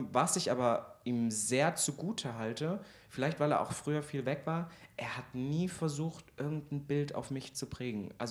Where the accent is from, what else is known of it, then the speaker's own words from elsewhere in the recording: Thuringia, Germany; also born or lived in Halle; wir kommen eigentlich aus der Nähe vom Kiffhäuser und mein Vater hat da in einem Dorf oder wohnt da auch noch, das heißt Rosbabender und da haben wir einen großen Sitz, also 100 Mann Dorf wirklich am Arsch der Heide.